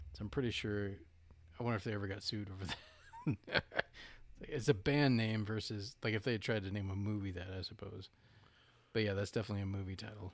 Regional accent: Southwest, United States; moved away as an adult; also born or lived in South Carolina; now in North Carolina, United States; when I was around four or five, moved out to the Southwest, and most of my formative years were spent in Southwest

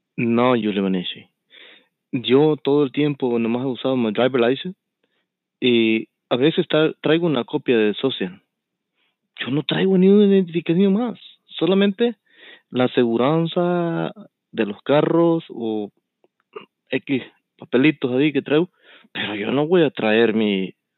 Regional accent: El Salvador; also born or lived in Houston, Texas; now in United States; desde pequeñito me llevaron, cuando nací, me llevaron para El Salvador

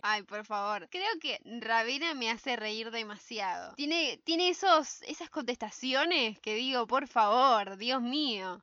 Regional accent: San Isidro, Buenos Aires Province, Argentina; yo soy de San Isidro

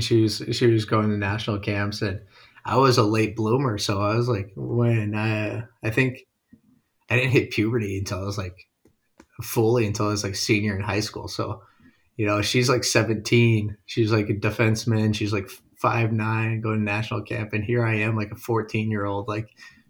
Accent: Sugar Land, Texas, United States; You know, I grew up in Sugarland, where the Arrows original practice facility was

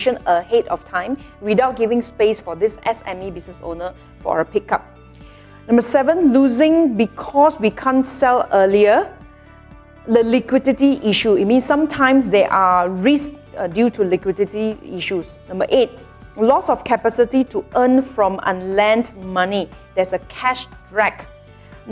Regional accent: Malaysia; as a Malaysian

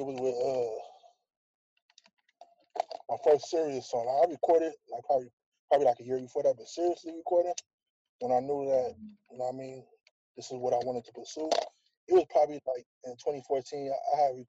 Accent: Anaheim, California, United States; It is Anaheim. I'm from Anaheim first, but to narrow it down, my section is West Anaheim. That's where I grew up at.

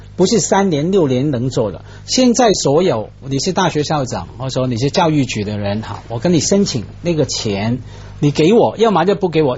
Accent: Hong Kong; moved away as an adult; also born or lived in Taiwan / Chicago, United States; 我们在香港长大

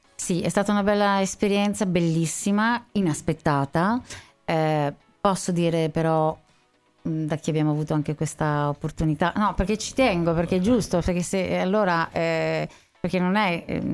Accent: Sanremo, Liguria, Italy; io sono nata a Sanremo. Mm. E mm, sono, studiato a Sanremo

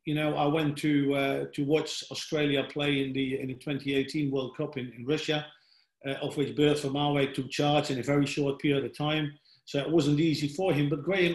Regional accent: Netherlands; moved away as an adult; also born or lived in England; I come from Holland, which is one of the smaller nations.

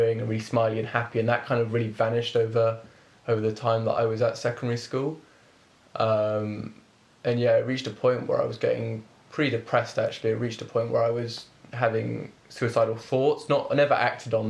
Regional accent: Reading, South East England, United Kingdom; I was born here in Reading.

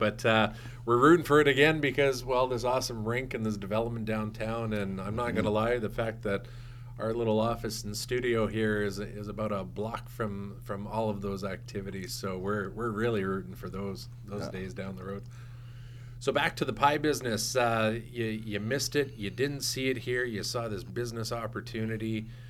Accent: New Zealand; I'm easy to remember. I'm the New Zealander.

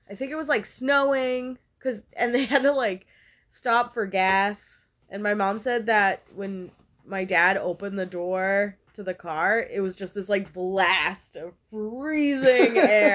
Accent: Quincy, Massachusetts, United States; I was born in Quincy Hospital.

